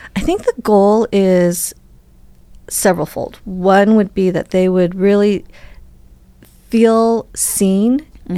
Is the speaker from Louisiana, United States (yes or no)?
no; Wisconsin, United States; I was born in Wisconsin